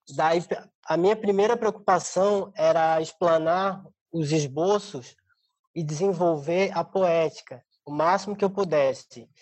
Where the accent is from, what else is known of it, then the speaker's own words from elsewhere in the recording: Florianópolis, Santa Catarina, Brazil; moved away as an adult; now in São Paulo, Brazil; Eu sou de Florianópolis, eu sou. É, estudei na Universidade do Estado de Santa Catarina, minha vida é, fiquei, eh, passei minha vida inteira lá